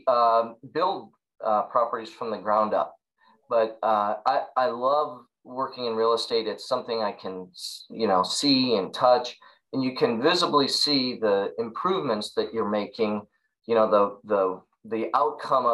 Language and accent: English; Central Illinois, United States; I'm from Central Illinois. I was born in Illinois